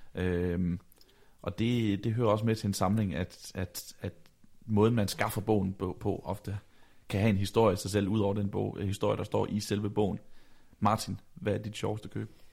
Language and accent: Danish; Vejle, Southern Denmark, Denmark; da jeg bor øh, hjemme i Vejle, øh, hvor jeg kommer fra. Jeg er på daværende tidspunkt 16 år gammel